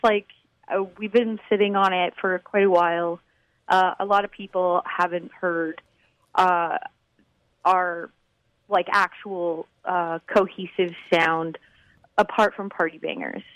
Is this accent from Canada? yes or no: yes; Vancouver, British Columbia, Canada; now in Toronto, Canada; I'm actually from Vancouver